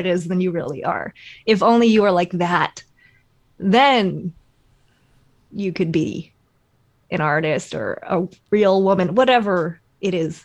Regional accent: Canada; I am Chinese Canadian. I was born here.

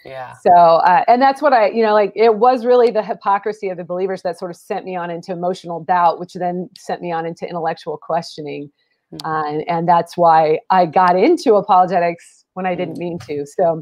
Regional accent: Pacific Northwest, United States; I'm from the Northwest, but I got saved in a Southern evangelical church

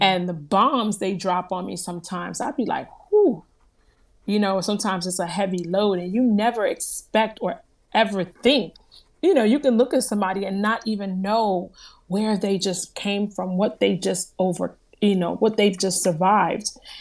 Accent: New Jersey, United States; I am from New Jersey, born and raised. My family is from Haiti

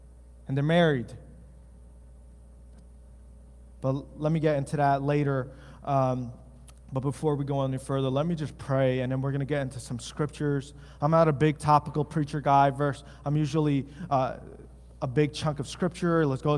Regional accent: East Coast, United States; now in West Michigan, United States; In West Michigan, the culture here, since my wife and I moved, because we're from the East Coast

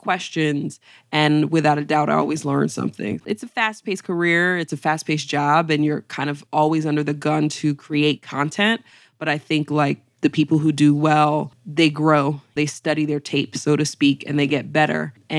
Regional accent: Syracuse, New York, United States; Big shout out to Syracuse 315. I would say Syracuse was everything. That was really my foundation.

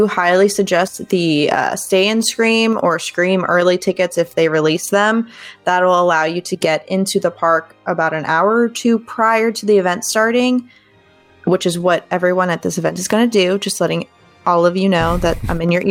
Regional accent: Fort Myers, Florida, United States; moved away; I'm from Florida originally, if you didn't know that about me. I have friends from, you know, my old stomping grounds in Fort Myers

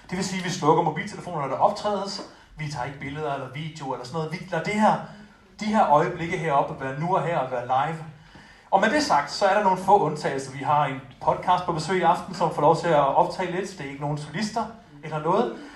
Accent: Jutland, Denmark; jeg elsker Jylland, jeg er selv fra Jylland, og ja.

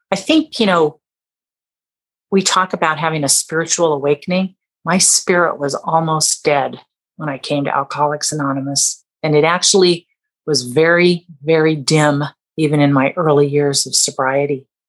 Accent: Southern California, United States; born or raised there; also born or lived in Canada

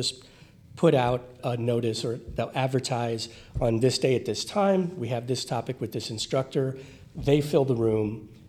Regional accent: Miami, Florida, United States; So I grew up in the Miami area where people can live next door to each other for 20 years and not know their neighbor.

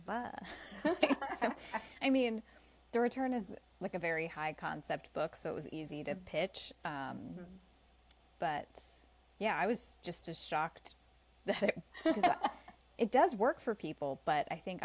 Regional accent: New Jersey, United States; moved away; also born or lived in Los Angeles / New York City; I'm originally from New Jersey

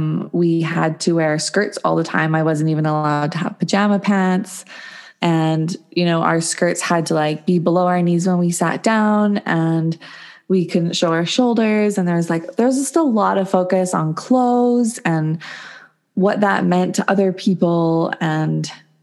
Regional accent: Williams Lake, British Columbia, Canada; In Williams Lake, BC, Canada.

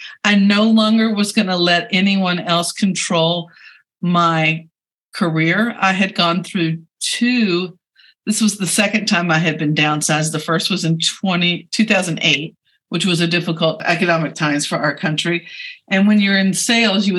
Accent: Frankfort, Kentucky, United States; also born or lived in Fort Thomas, Kentucky; I am a Kentucky native, born and raised in Frankfort, moved north to Fort Thomas, Kentucky

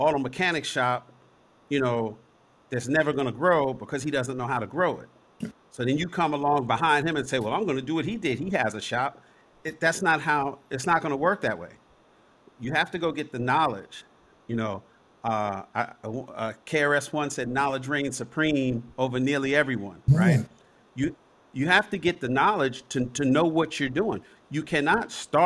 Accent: New York City, New York, United States; now in Los Angeles, United States; I was born in Harlem. I was born at Columbia Presbyterian Hospital.

